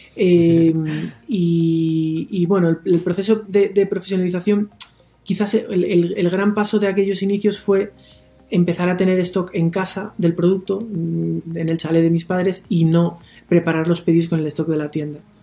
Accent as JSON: {"language": "Spanish", "town": "León", "region": "Castile and León", "country": "Spain", "also_born_or_lived": "Mexico", "said": "me parece que soy bastante de León"}